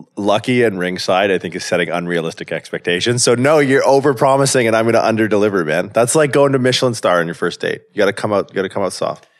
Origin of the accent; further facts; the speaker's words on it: southwestern Ontario, Canada; moved away as an adult; also born or lived in California; I grew up in Canada, small town in southwestern Ontario.